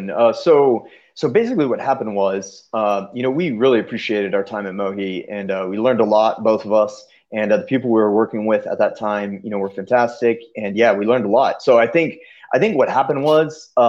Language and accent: English; Kenya; You know, growing up in Kenya, we never got to come down here and visit.